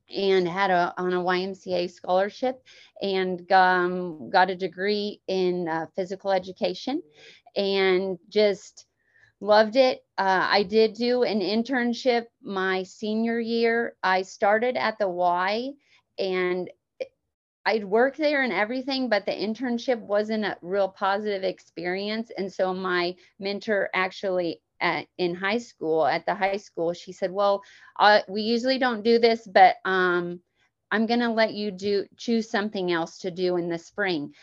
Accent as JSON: {"language": "English", "town": "Emporia", "region": "Kansas", "country": "United States", "tie": "born or raised there", "moved": "as an adult", "lives_now": "Lake Wales, United States", "said": "grew up in Emporia, Kansas"}